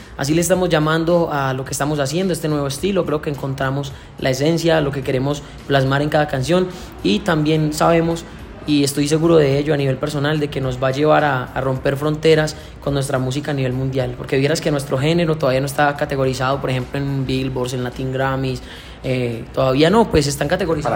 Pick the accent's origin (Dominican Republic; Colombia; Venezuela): Colombia; Santo Domingo, Antioquia; moved away as an adult; now in Valle del Cauca, Colombia; Vengo de un pueblo de Medellín, Antioquia, del cual me siento súper orgulloso, Santo Domingo, Antioquia. Mi familia está allá. Salí del pueblo en busca de mis sueños.